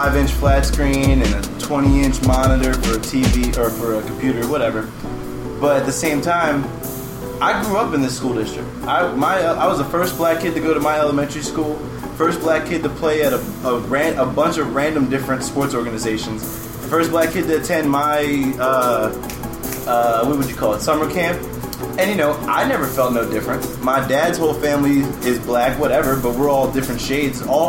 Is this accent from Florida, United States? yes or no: no; Bucks County, Pennsylvania, United States; also born or lived in Anguilla, British West Indies / Philadelphia; I grew up in Bucks County, Pennsylvania. I was born in Jefferson Hospital, raised in Bucks County, Pennsylvania, as well as a teeny tiny little island that has the biggest personality possible